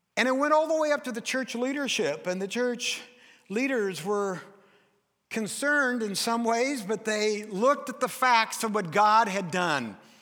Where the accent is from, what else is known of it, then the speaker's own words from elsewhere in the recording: United States; I'm from America